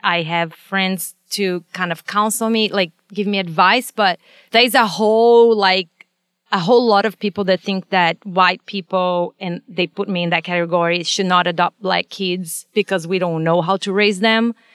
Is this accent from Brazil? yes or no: yes; Brazil; moved away as an adult; now in United States; I was born and raised in, in Brazil, and I came here. I was already a veterinarian when I came